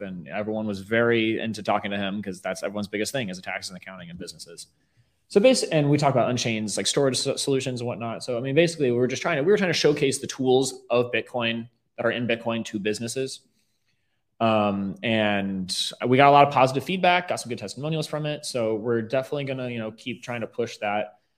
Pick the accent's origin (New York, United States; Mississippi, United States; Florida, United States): Florida, United States; Riverview; also born or lived in Tampa, Florida; I'm born and raised mm. um, in the Riverview area. Um, I moved into Tampa during high school